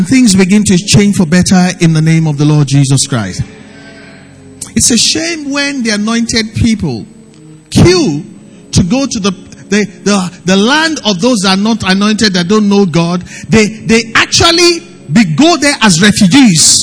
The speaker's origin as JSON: {"language": "English", "country": "Nigeria", "said": "life as a Nigerian"}